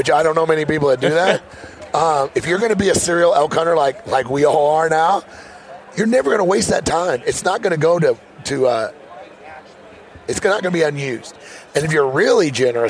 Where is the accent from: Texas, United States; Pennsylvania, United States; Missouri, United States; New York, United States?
Missouri, United States; I'm from Missouri